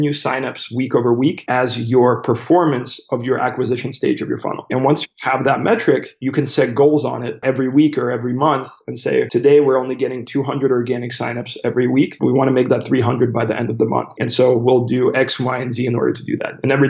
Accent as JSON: {"language": "English", "country": "United States", "tie": "born or raised there", "also_born_or_lived": "St. Petersburg, Russia", "said": "I emigrated with my family to the United States when I was 7 years old, so in 1996."}